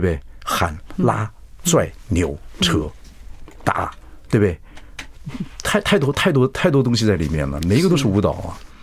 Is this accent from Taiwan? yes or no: yes; southern Taiwan, Taiwan; 我是男不忍的